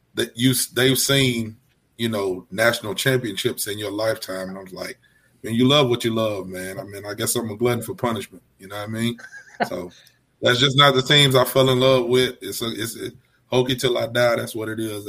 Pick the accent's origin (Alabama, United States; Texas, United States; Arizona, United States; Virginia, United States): Alabama, United States; I'm from Alabama.